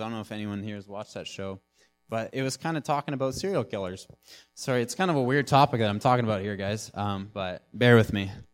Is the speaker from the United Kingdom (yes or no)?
no; Nanaimo, British Columbia, Canada; I'm from Nanaimo. I'm born and raised.